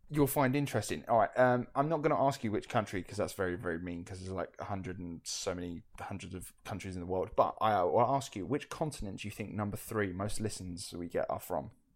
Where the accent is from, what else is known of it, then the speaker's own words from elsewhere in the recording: United Kingdom; we're from the United Kingdom.